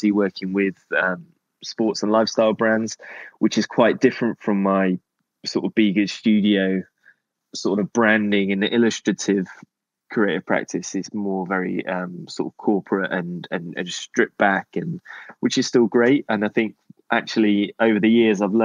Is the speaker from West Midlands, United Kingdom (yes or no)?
no; Cornwall, South West England, United Kingdom; living in Cornwall growing up